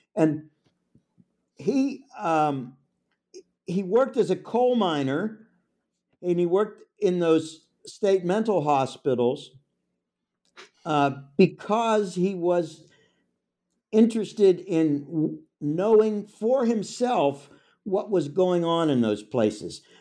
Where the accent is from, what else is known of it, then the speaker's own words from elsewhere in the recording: Pittsburgh, Pennsylvania, United States; I'm from Pittsburgh. It's my hometown.